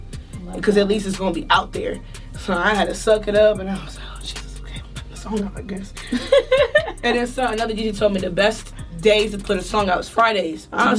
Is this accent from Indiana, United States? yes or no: no; Maryland, United States; moved away; And I'm from Maryland, so I'm from the DMV